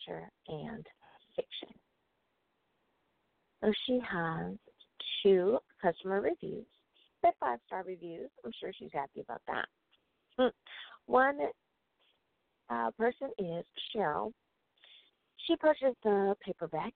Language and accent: English; United States; my home country, the good old US